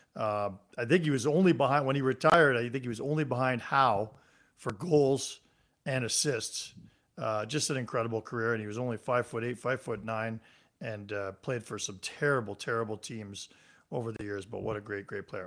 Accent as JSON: {"language": "English", "town": "Mississauga", "region": "Ontario", "country": "Canada", "moved": "yes", "lives_now": "Calgary, Canada", "said": "I'm from Mississauga, where the the mall was the gathering place"}